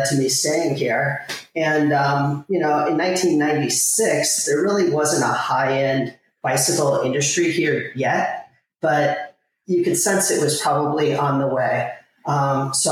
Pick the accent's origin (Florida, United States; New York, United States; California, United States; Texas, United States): Florida, United States; Miami; I grew up in Miami in the 80s, cocaine cowboy days